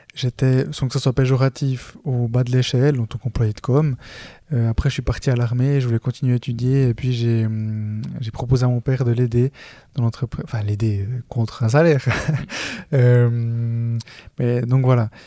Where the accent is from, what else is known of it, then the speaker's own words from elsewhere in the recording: Switzerland; je suis né en Suisse, je suis le près de ma famille à être né en Suisse. Là-bas, je suis colombien